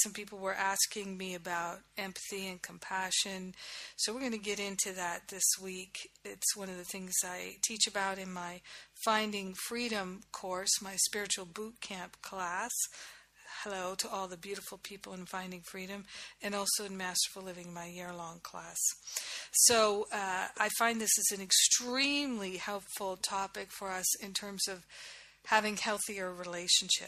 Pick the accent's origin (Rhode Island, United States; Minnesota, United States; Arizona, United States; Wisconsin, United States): Rhode Island, United States; moved away as an adult; also born or lived in Maine / Boston / New York / Los Angeles; I grew up in Rhode Island.